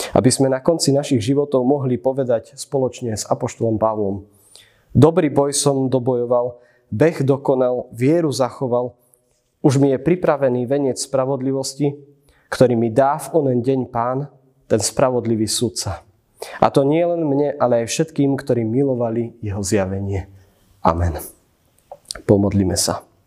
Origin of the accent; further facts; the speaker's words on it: Hanušovce nad Topľou, Prešov Region, Slovakia; Pochádzam z cirkevného zboru z Hanušovec nad Topľou